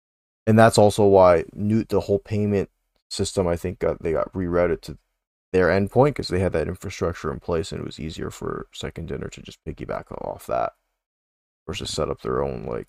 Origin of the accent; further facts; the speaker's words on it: Canada; We can pretend we're from Alberta for us Canadians